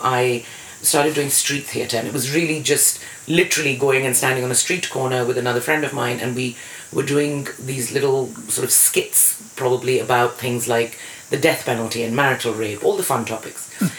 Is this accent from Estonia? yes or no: no; India; first language English; moved away as an adult; now in United Kingdom; So I ended up back in India, not speaking any Indian languages because English was my first language. Mm. It's very odd being foreigner